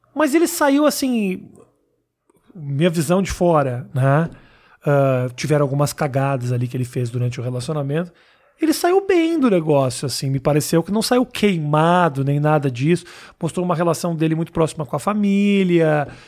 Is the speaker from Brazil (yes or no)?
yes; Porto Alegre, Rio Grande do Sul, Brazil; now in São Paulo, Brazil; quando eu cheguei em São Paulo, sou de Porto Alegre